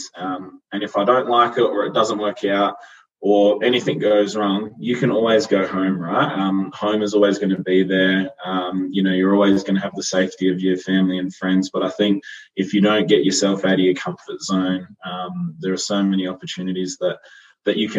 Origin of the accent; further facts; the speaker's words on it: Yorke Peninsula, South Australia, Australia; moved away as an adult; also born or lived in Adelaide; now in Melbourne, Australia; a country kid from a town of 5,000 people